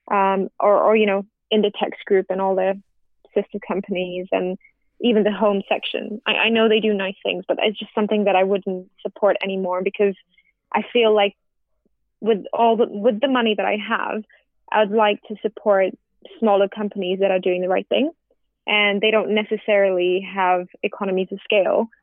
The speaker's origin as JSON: {"language": "English", "country": "India", "said": "as an Indian"}